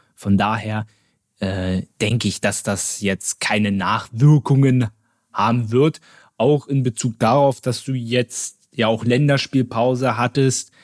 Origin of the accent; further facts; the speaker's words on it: Berlin, Germany; als gebürtiger Berliner